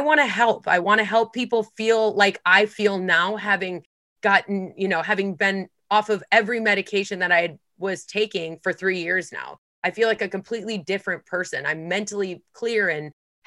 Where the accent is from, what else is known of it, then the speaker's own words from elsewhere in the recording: Midwest, United States; I'm from the Midwest